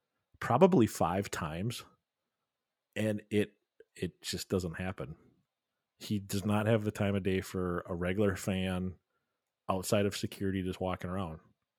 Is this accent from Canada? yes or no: no; Brazil; I'm from Brazil. Buy me a coffee.